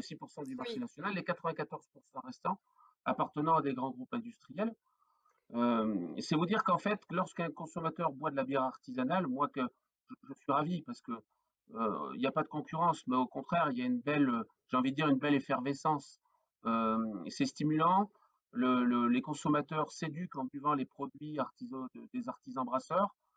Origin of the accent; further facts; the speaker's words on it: the Nord, Hauts-de-France, France; now in Cantal, France; je suis originaire du Nord. Voilà, je suis flamand d'origine